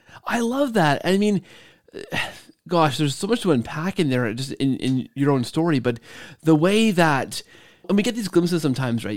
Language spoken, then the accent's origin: English; Canada; we're both Canadian